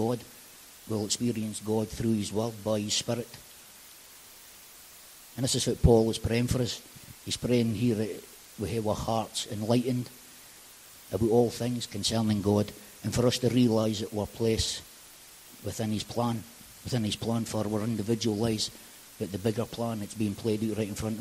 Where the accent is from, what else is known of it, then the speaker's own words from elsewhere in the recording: Aberdeen, Scotland, United Kingdom; So I grew up just over in Powys, which is just over the back, and I moved to Powys. I moved to Powys when I was about 13